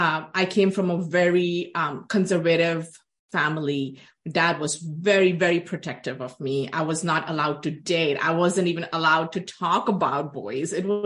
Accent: Dubai, United Arab Emirates; But for me, because I grew up in Dubai and in the 80s, there was no colleges or universities there. So I was either to leave the country to come to the Western world, Europe, USA, or even go back to India for attending college.

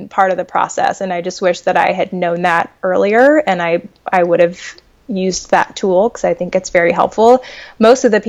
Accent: New Mexico, United States; like, I'm from Northwest New Mexico.

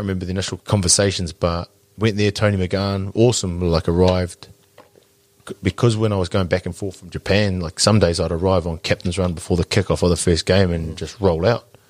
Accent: Porirua, Wellington, New Zealand; moved away as an adult; now in Christchurch, New Zealand; I'm from from Wellington, mm. so I'm, my whānau's still there. We're both Porirua kids

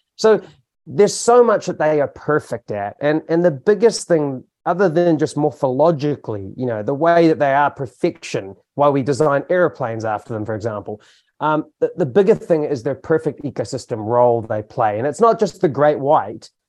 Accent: Hamilton, Waikato, New Zealand; now in Tauranga, New Zealand; I grew up in Hamilton

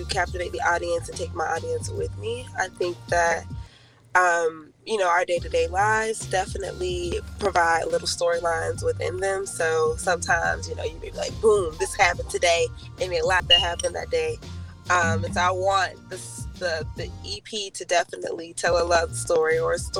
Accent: Atlanta, Georgia, United States; also born or lived in Valdosta, Georgia; I am originally from Atlanta

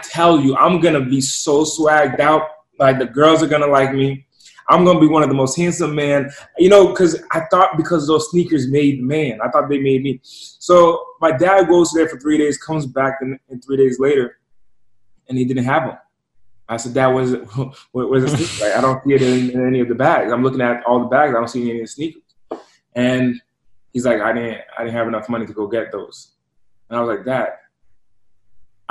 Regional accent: East Coast, United States; moved away; So I'm originally from the East Coast, and I'm from an impoverished area

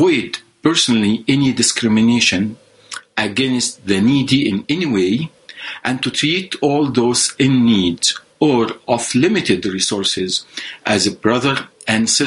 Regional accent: Egypt; moved away as an adult; now in Canada; I am originally from Egypt. I left Egypt about 20 years ago.

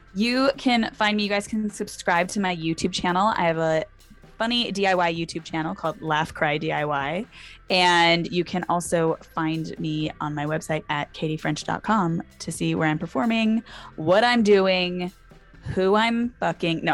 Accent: Orange County, California, United States; moved away; I'm from Orange County originally, so I grew up with a lot of evangel-, like, evangelical mega church

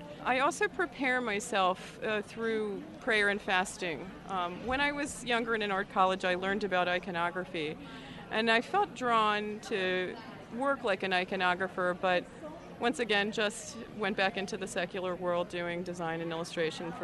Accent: Washington, District of Columbia, United States; I'm from the Washington, D.C. area

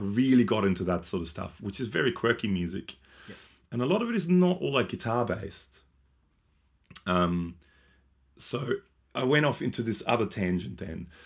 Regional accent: Australia; we're from Australia

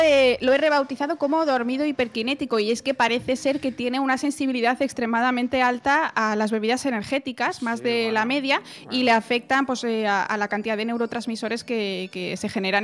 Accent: Spain; also born or lived in Germany; los españoles tampoco tenemos un acento muy ininteligible en inglés

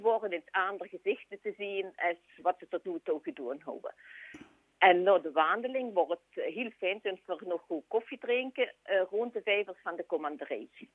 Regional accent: Sint-Pieters-Voeren, Flanders, Belgium; ik zelf van Sint-Pieter ben

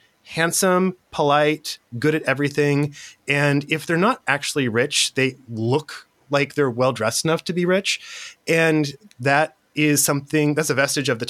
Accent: Central California, United States; now in Los Angeles, United States; I grew up in Central California in a little town that had, we grow apricots and hay. So, and now I'm in Los Angeles.

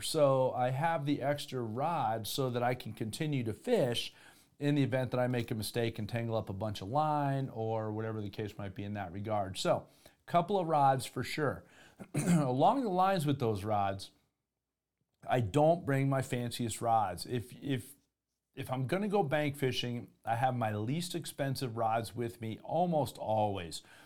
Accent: Florida, United States; moved away; also born or lived in Denver, Colorado; I grew up in Florida.

